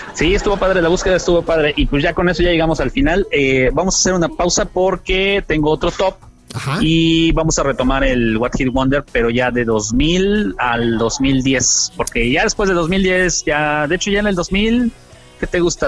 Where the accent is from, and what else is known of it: Mexico